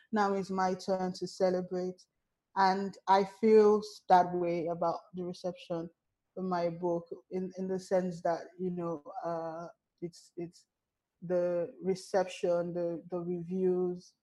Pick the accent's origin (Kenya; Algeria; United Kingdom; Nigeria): Nigeria; as a Nigerian